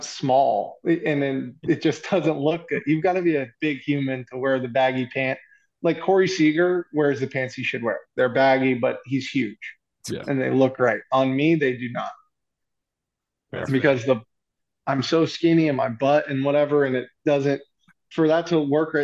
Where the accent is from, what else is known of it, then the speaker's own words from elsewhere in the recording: Lexington, Kentucky, United States; moved away as an adult; now in Los Angeles, United States; I'm from Lexington